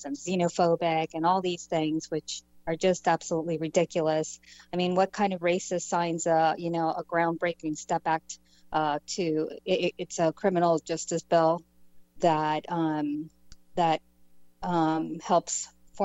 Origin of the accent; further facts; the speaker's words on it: Panama; now in United States; I'm Hispanic. I come from Panama. I came in as a political refugee